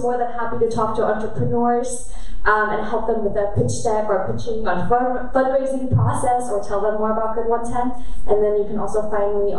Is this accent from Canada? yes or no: no; Germany; moved away; I grew up in Germany and I'm half Korean